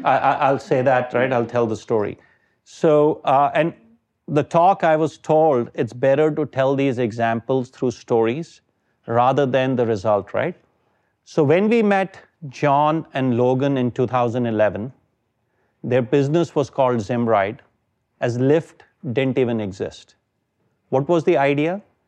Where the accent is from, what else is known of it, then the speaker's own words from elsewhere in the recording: India; moved away as an adult; I am from India.